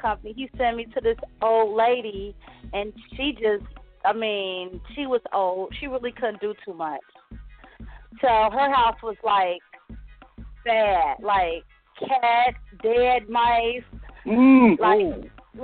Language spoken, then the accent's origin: English; Ohio, United States; moved away; I'm really from Ohio. So all my family is back home